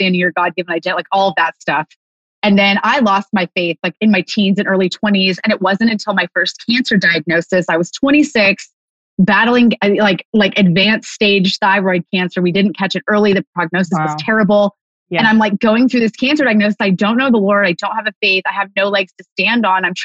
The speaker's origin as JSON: {"language": "English", "region": "California", "country": "United States", "tie": "born or raised there", "also_born_or_lived": "San Diego", "moved": "as an adult", "lives_now": "Montana, United States", "said": "I am from California, born and raised, living in Montana now"}